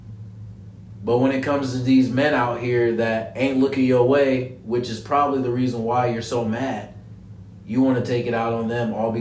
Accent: Ohio, United States; I'm from Ohio

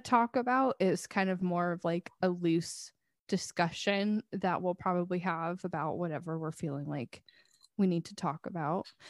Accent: Washington, United States; we're from here

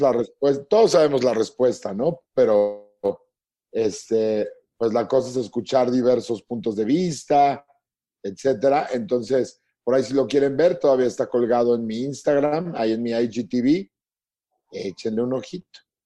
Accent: Mexico; los mexicanos nos morimos de risa hasta de la muerte

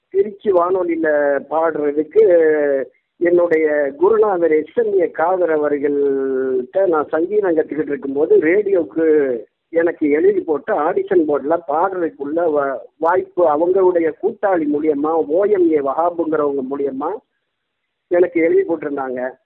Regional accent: Nagore, Tamil Nadu, India; நாகூர் கொள்ளக்கருவில் ஆயிரத்தி தொள்ளாயிரத்தி அறுபதில் பிறந்தேன்

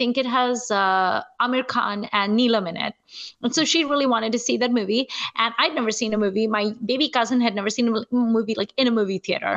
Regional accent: Nigeria; I grew up in Nigeria and we did not really have movie theaters

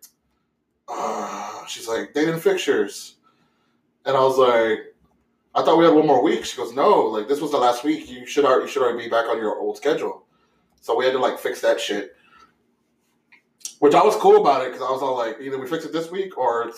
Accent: Saskatchewan, Canada; I'm from Saskatchewan.

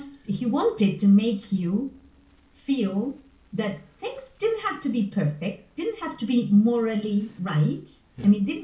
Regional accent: Buenos Aires, Argentina; born there; There's not water around where I live, just rivers. But I was born in Buenos Aires, in the capital.

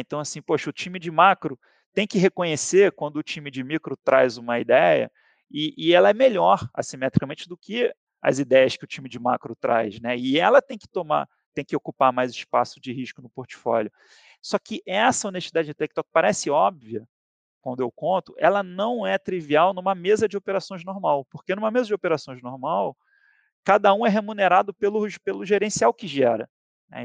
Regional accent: Rio de Janeiro, Brazil; moved away as an adult; Sou carioca, surfista

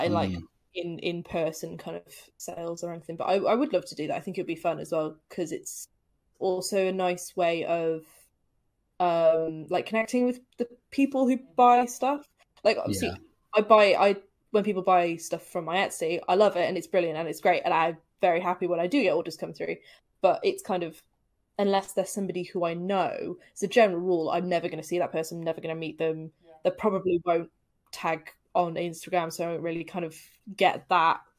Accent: Telford, West Midlands, United Kingdom; now in Cheltenham, United Kingdom; Telford, which is actually where I'm originally from. I didn't realize there was a board game cafe in Telford until I moved away from Telford

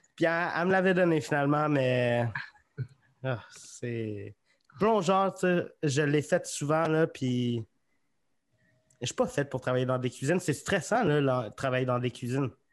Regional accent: Magog, Quebec, Canada; now in Sherbrooke, Canada; je viens de Magog

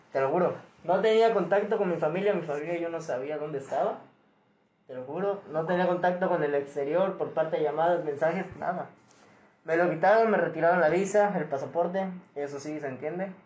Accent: Veracruz, Mexico; de aquí del estado era yo

